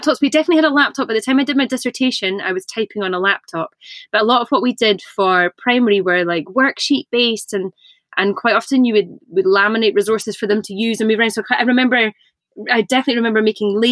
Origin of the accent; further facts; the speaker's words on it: Inverness, Scotland, United Kingdom; I grew up in Inverness in the north of Scotland